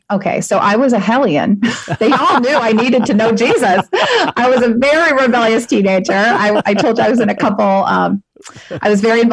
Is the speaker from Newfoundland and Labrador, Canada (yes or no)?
no; Halifax, Nova Scotia, Canada; I grew up in Halifax, Nova Scotia.